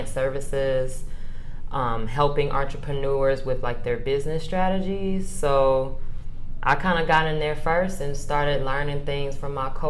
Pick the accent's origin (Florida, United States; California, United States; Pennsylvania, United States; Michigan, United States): Michigan, United States; Detroit; also born or lived in Chicago; now in Atlanta, United States; originally from Detroit.